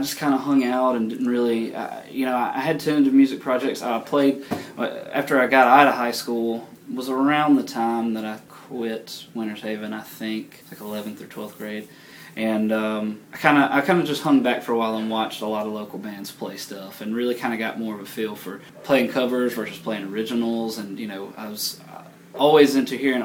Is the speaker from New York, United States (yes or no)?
no; Moundville, Alabama, United States; moved away as an adult; now in Tuscaloosa, United States; I grew up in Moundville